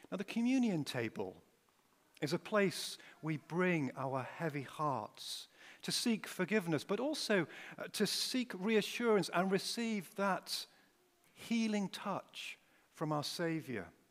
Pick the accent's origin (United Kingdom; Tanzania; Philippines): United Kingdom; Pontefract, Yorkshire and the Humber; moved away as an adult; also born or lived in Wakefield / London; now in Sheffield, United Kingdom; I'm originally from uh, Pontefract, or uh, as Duncan came up and said to me just now, hey, are you from Ponty? And that's exactly right. I was born in Wakefield